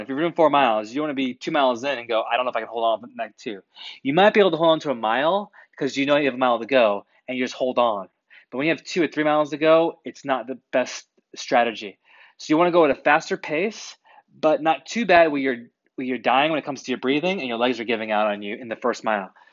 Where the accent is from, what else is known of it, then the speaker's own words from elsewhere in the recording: New England, United States; I grew up in New England